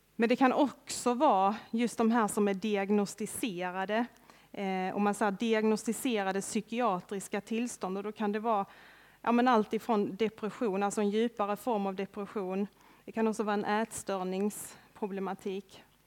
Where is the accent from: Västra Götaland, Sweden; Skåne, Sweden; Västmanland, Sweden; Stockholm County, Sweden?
Skåne, Sweden; Örkelljunga; Jag är uppväxt här i Örkelljunga, strax utanför Örkelljunga med till och med. Det är en liten by som heter Långalt, ute på landet